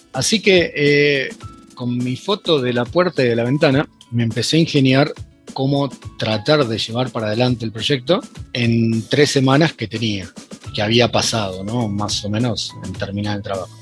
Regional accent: Mar del Plata, Buenos Aires Province, Argentina; yo soy de Mar del Plata

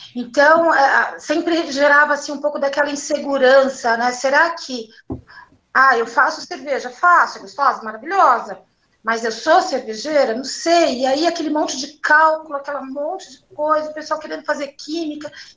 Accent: São Paulo, Brazil; Sou da periferia aqui de São Paulo mesmo

